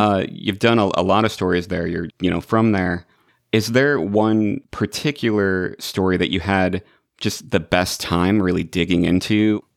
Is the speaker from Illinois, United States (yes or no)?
yes; Illinois, United States; now in Los Angeles, United States; I'm in Los Angeles, but I grew up in Illinois.